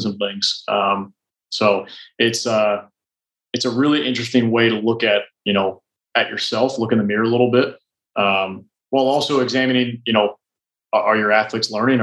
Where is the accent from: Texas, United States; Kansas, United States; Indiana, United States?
Indiana, United States; moved away; also born or lived in Nashville; I'm from Indiana